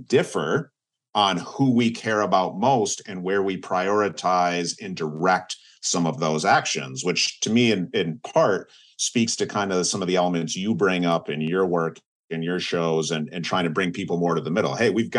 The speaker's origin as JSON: {"language": "English", "region": "Midwest", "country": "United States", "tie": "born or raised there", "moved": "yes", "said": "I've lived on both coasts of the United States. I grew up, born and raised in the Midwest."}